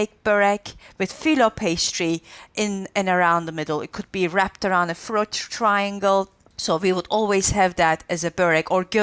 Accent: Antakya, Hatay, Turkey; in Antakya, where my hometown in southern Turkey is famous for the künefe kadayıfı sweet

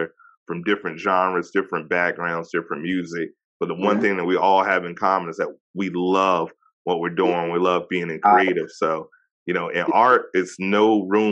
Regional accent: Virginia, United States; I'm from Virginia myself

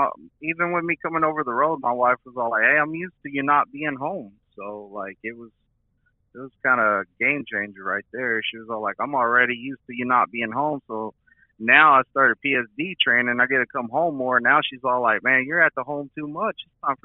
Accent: Lubbock, Texas, United States; also born or lived in Odessa; now in Ozark, United States; I'm from Lubbock, Texas, but I've moved to Ozark, Missouri, so I can train out of the Springfield terminal over here in Springfield, Missouri.

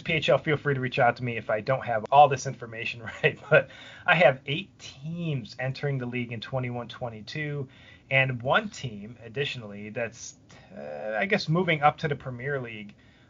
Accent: Buffalo, New York, United States; my hometown, Buffalo, New York

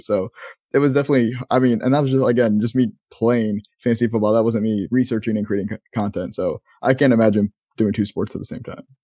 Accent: Maryland, United States; moved away as an adult; now in Florida, United States; we're both from Maryland, um, you still live in Maryland, I know you're, you're eventually leaving, and I've, haven't lived in Maryland for going on ten years now, um, I'm down in Florida, but I spent twenty plus years of my life there

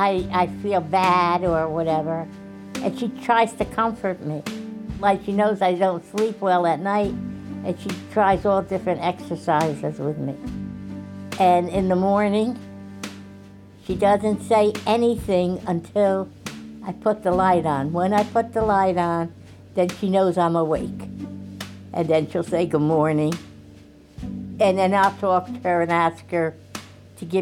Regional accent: Port Chester, New York, United States; We grew up in Portchester, New York.

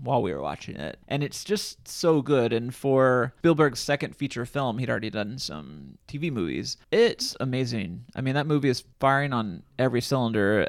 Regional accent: Illinois, United States; my hometown, in Illinois

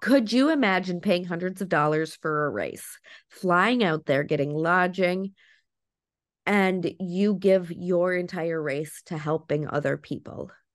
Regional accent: Wisconsin, United States; I'm from Wisconsin

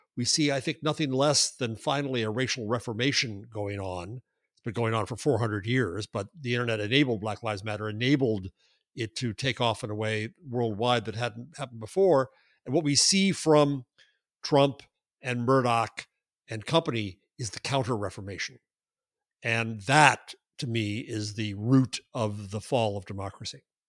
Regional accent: United States; I am an American

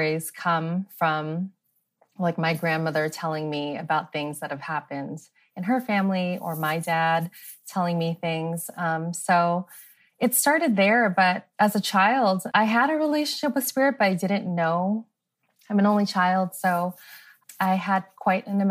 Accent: Los Angeles, California, United States; I was born and raised in Los Angeles, so I've been here my whole life.

